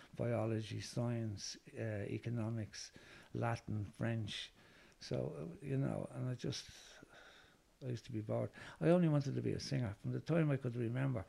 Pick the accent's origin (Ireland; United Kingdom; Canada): Ireland; Dublin, Leinster; also born or lived in Cabra, Dublin; I was born in Finglas. Well, I was born in Cabra, and um, I moved to Finglas when I was six months old. So I was reared more or less in, in Finglas.